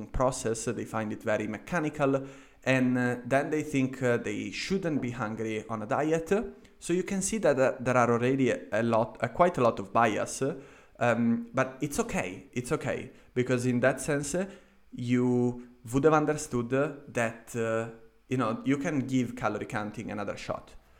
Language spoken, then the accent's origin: English; Italy; moved away as an adult; also born or lived in London, United Kingdom; now in Vienna, Austria; I went back to my home country in Italy